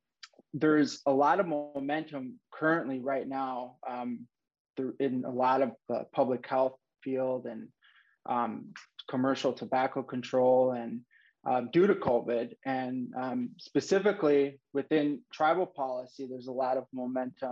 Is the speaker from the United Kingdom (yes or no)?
no; Lac du Flambeau, Wisconsin, United States; I'm from Lac du Flanville, which is a Ojibwe reservation in northern Wisconsin